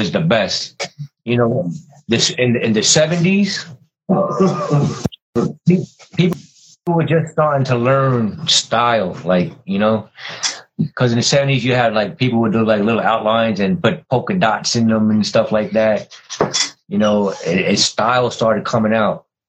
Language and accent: English; New York City, New York, United States; I grew up in Bushwick, you know what I'm saying? You know, when I grew up in Bushwick, it was 75% Spanish